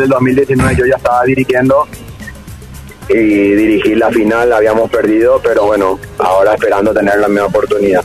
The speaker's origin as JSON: {"language": "Spanish", "country": "Paraguay", "moved": "yes", "said": "yo era paraguayo, yo soy paraguayo"}